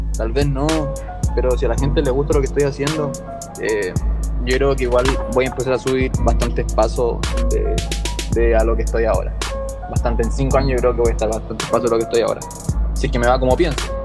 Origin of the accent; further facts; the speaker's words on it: Valparaíso, Chile; soy de Valparaíso, de Chile